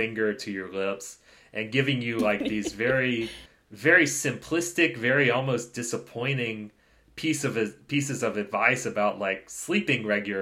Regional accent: United States; Being an American, we often don't have health insurance

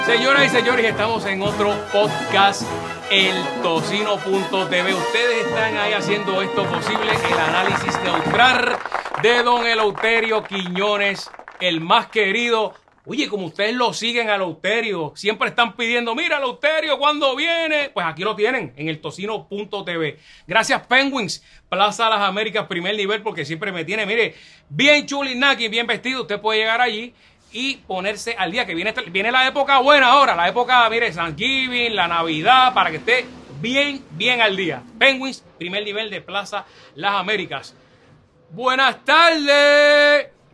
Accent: Puerto Rico

